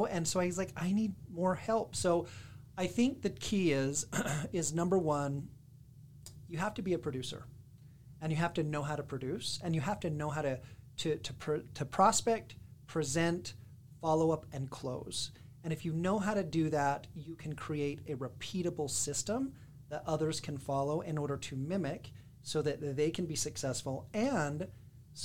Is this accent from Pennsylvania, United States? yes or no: no; West Jordan, Utah, United States; I am from West Jordan, Utah. So I went to Westvale Elementary, which was the best, the Vikings